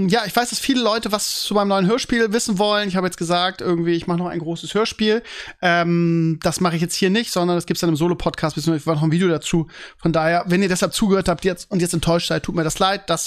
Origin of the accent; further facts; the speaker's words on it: Bremen, Germany; Früher gab es sowas jede Woche. Bei uns in Bremen, das weiß ich noch, gab es jeden Samstag um, was weiß ich, Vormittag gab es einen Flohmarkt direkt an der Weser.